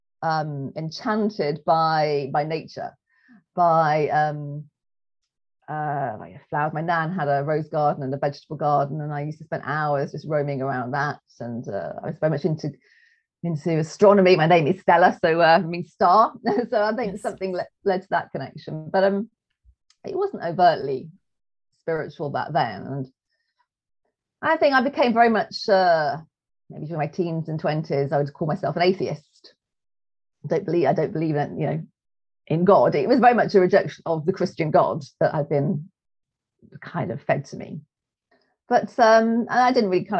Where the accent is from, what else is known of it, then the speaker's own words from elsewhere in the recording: England, United Kingdom; we're English.